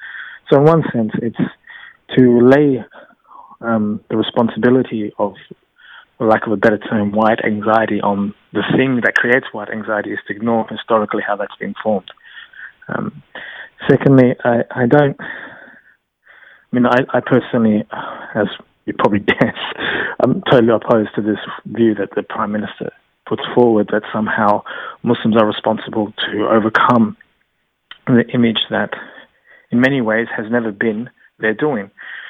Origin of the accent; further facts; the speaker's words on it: Australia; This begins to be more, as I say, psychologically stitched to my sense of identity as an Australian.